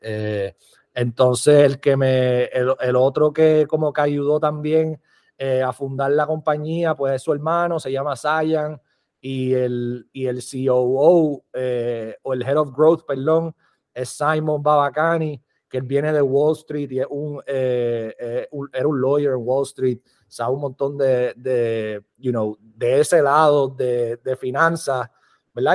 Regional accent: Puerto Rico; now in Las Vegas, United States; nací en Puerto Rico, vivo aquí en Las Vegas

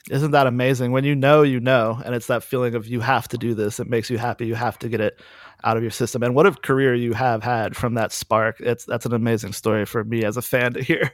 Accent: Durham, North Carolina, United States; moved away as an adult; also born or lived in Chicago; I grew up in Durham, North Carolina, around Chapel Hill in the Carborough merge record scene

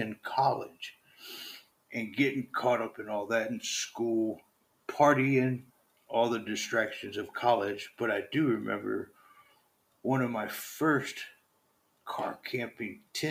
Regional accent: Southern Virginia, United States; moved away as an adult; also born or lived in Oregon; Born and raised in Southern Virginia. So I'm an East Coast boy.

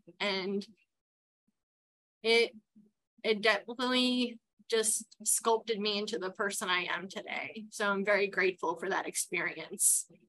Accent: Queens, New York, United States; Growing up in Queens was amazing. It was a small town, nothing like it is compared today.

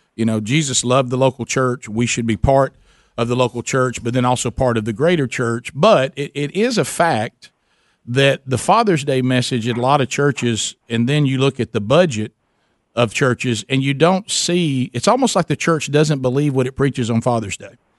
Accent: the South, United States; I'm from the South Coast

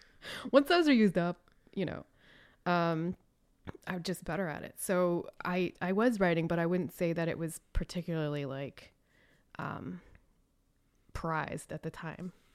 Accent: Raleigh, North Carolina, United States; moved away; also born or lived in Chicago; I am from Raleigh, North Carolina

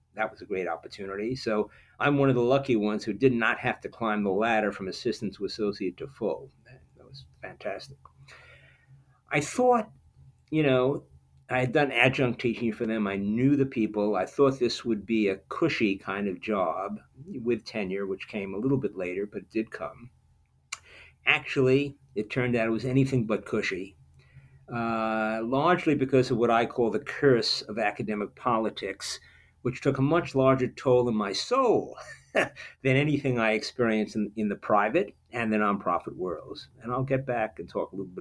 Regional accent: United States; moved away as an adult; also born or lived in Chicago / Washington, D.C.; now in Australia; being an American in the Australian academic system

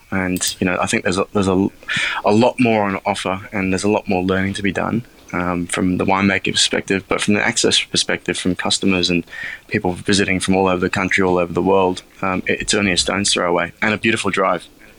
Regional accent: Australia; Yes, yes, yes. Well, they've done that with a few others as well.

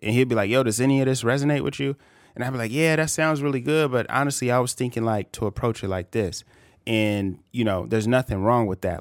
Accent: California, United States; I'm from California.

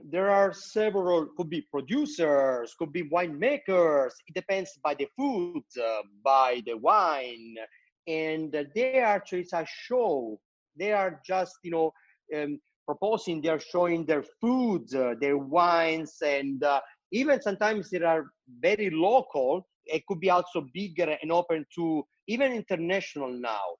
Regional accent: United States; now in New Jersey, United States; I, as an American, you know, I live

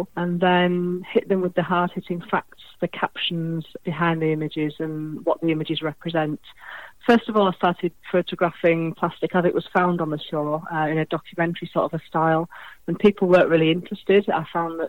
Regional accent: Hull, Yorkshire and the Humber, United Kingdom; moved away; I'm from Hull originally on the East Coast. So as a child, I used to walk on the beaches there

